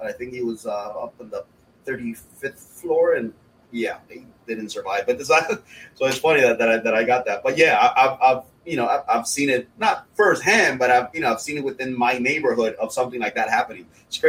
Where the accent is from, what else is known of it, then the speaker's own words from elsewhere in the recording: Miami, Florida, United States; it's funny because I mentioned I'm from Miami, right? And I lived in Brickell in downtown Miami